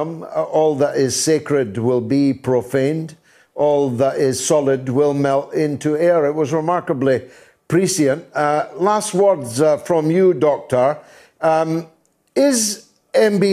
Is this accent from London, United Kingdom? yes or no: no; Dundee, Scotland, United Kingdom; my hometown of Dundee